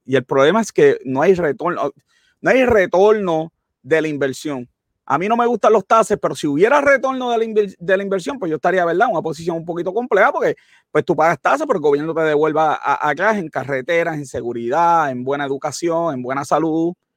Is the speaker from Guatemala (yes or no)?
no; Italy; mi tierra, Italia.